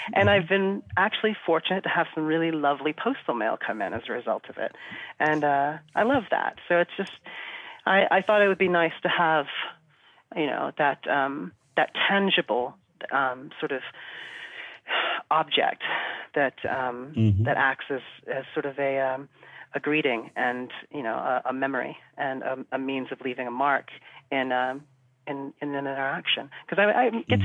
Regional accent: United States; moved away as an adult; also born or lived in New Zealand; now in London, United Kingdom; I was born in America and okay. um, mm-hmm. lived there for um, you know all up, into my into my twenties

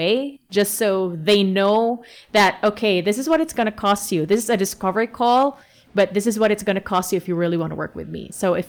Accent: Philippines; we're Asian and they see that, you know, they ask us where we're from, then we say we're from the Philippines.

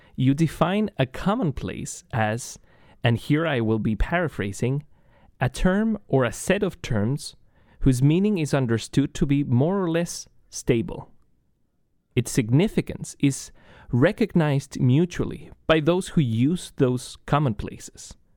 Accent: Chile; moved away as an adult; now in United States; I am originally from Chile.

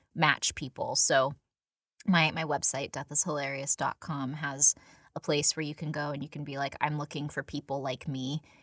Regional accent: San Diego, California, United States; I, I, you know, was born and raised in San Diego.

